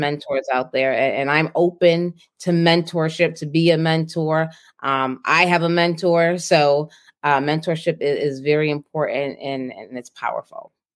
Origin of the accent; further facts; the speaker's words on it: Boston, Massachusetts, United States; moved away; I grew up in Boston, the inner city